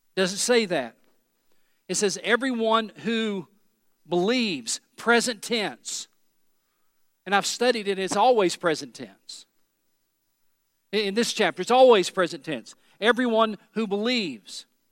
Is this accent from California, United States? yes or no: no; East Tennessee, United States; I'm from East Tennessee